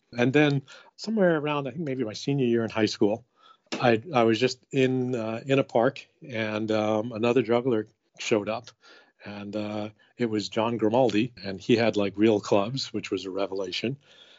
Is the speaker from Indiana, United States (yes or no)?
no; Queens, New York, United States; So I grew up in Queens, New York. My dad was a watch repairman and my mom was a homemaker.